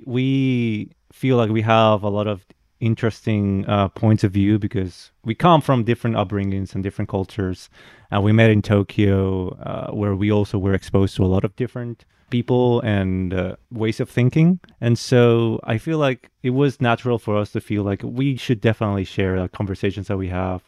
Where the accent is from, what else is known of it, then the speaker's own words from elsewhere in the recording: Santo Domingo, Dominican Republic; moved away as an adult; now in Japan; I'm, I'm from Dominican Republic. Uh, I've been here in Japan for about almost six years now. And, uh, yeah, I've, I've lived most of my life in, in D R